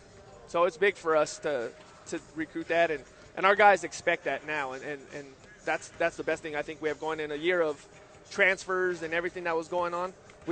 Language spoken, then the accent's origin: English; Santa Fe, New Mexico, United States; I'm originally from New Mexico. I grew up in New Mexico. I graduated from Capitol High School in Santa Fe.